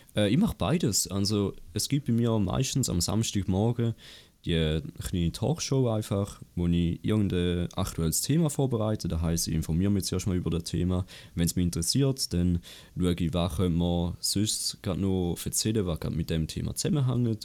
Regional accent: Appenzell Ausserrhoden, Switzerland; ich komme aus Appenzell Ausserrhoden

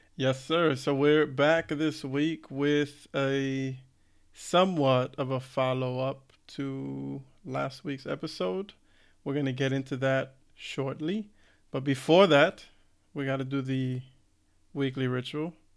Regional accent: United States; growing up in the States

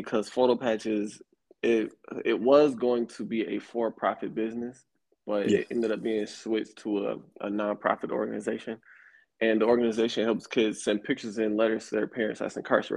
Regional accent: Atlanta, Georgia, United States; moved away as an adult; also born or lived in Buffalo, New York / Florida; now in Atlanta, United States; born in Buffalo, New York, raised in Atlanta, Georgia

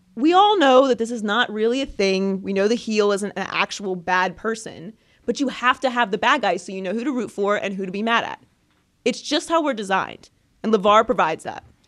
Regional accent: Pittsburgh, Pennsylvania, United States; I'm from Pittsburgh

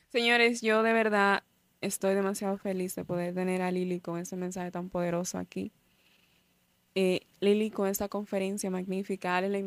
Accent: Cibao, Dominican Republic; yo que vine del Cibao para

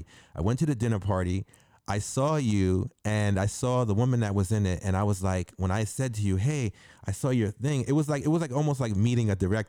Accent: New York, United States; I'm from the Bronx, from the South Bronx

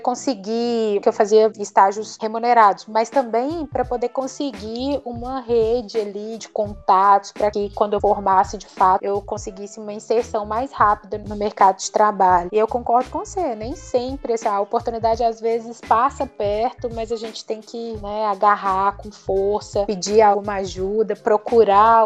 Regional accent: Belo Horizonte, Minas Gerais, Brazil; moved away; Belo Horizonte, que é até minha cidade natal

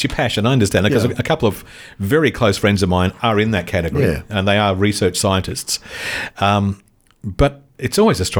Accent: Australia; I'm too Aussie

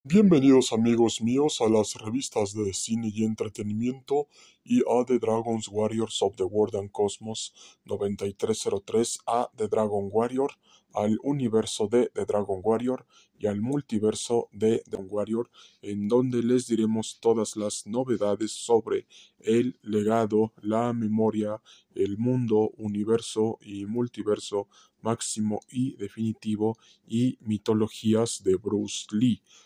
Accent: Mexico; nosotros como mexicanos

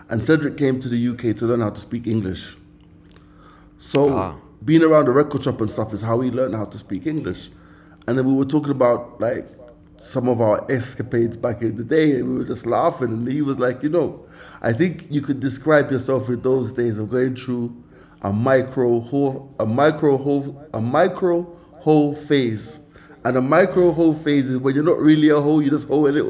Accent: Jamaica; now in Kenya; yeah I'm from Jamaica I live in Kenya

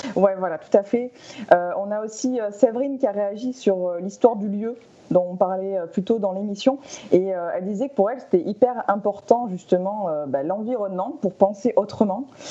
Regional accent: France; chez nous en France

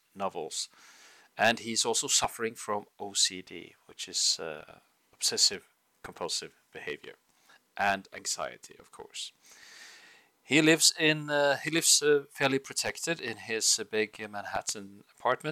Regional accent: Bergen, Vestland, Norway; English is a second language; I hail from Bergen in Norway, Scandinavia.

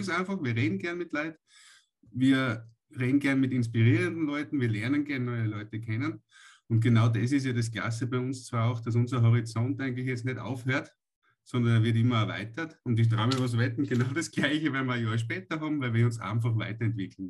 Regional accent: Austria; bei uns in Österreich

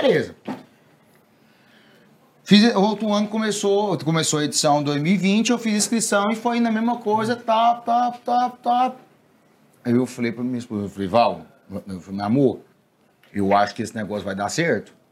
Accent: Anápolis, Goiás, Brazil; Sou lá de Anápolis

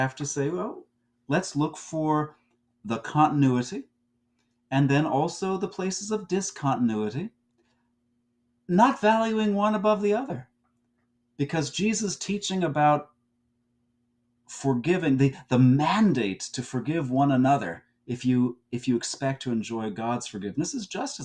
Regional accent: New Jersey, United States; I'm from New Jersey

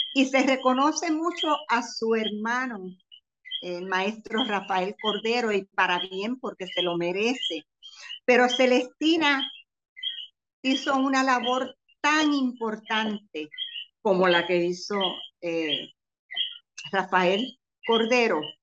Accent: Comerío, Puerto Rico; now in Cayey, Puerto Rico; Yo soy natural de Comerío, pero llevo ya prácticamente 50 años viviendo en Calley

